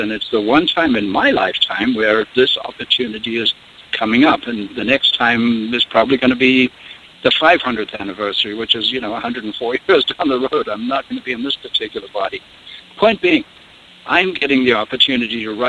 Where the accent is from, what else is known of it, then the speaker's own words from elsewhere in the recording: South Africa; also born or lived in England; now in United States; I grew up in South Africa, so I grew up among the Zulus and various tribal folks there. I'm an Englishman born in England back in 1943, and ended up coming